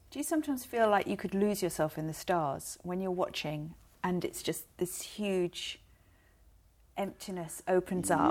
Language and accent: English; London, United Kingdom; now in New Zealand; I'm from North London